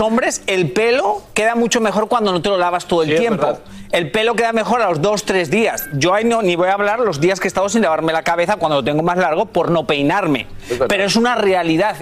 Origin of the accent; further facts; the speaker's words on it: Spain; moved away; yo nací en España